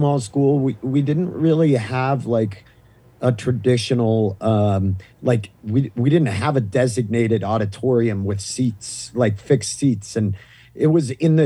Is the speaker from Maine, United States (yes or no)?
yes; Maine, United States; accent: thick Maine accent; moved away; I grew up in the Northeast